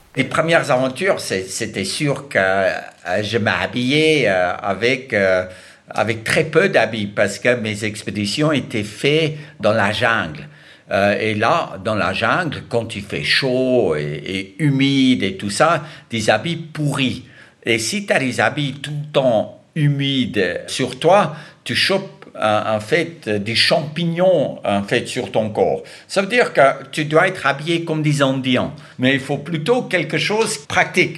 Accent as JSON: {"language": "French", "country": "South Africa", "tie": "born or raised there", "said": "Je suis né en Afrique du Sud"}